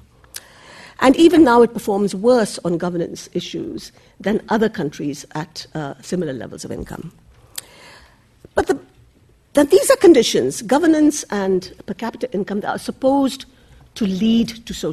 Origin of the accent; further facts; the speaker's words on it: Bangladesh; moved away; I am originally from Bangladesh